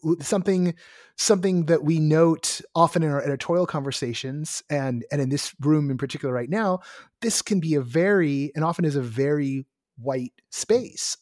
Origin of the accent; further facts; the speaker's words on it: Bay Area, California, United States; I'm someone from the Bay Area